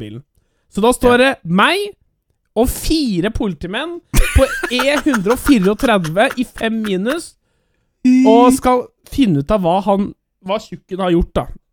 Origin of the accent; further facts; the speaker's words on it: Norway; jeg er norsk